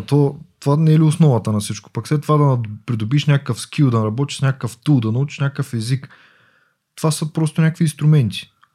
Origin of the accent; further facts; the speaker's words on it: Yambol, Yambol Province, Bulgaria; Аз съм от Ямбо. Принцип, това е малък град.